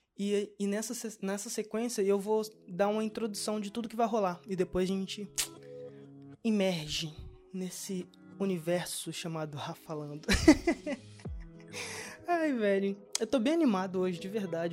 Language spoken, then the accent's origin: Portuguese; Brazil; now in Portugal